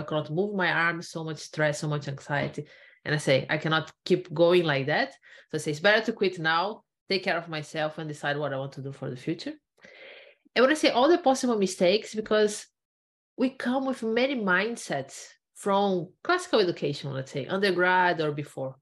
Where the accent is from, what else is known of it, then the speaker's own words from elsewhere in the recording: Brazil; moved away as an adult; also born or lived in Ireland; I'm originally from Brazil. So I, uh-huh. I did my undergrad there, I did a master there, and then I decided in 2013 to do a PhD and I came to Ireland.